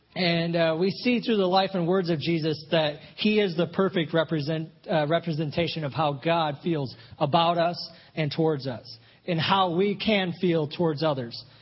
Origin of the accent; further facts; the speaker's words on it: Flint, Michigan, United States; moved away as an adult; my wife and I grew up in Flint, Michigan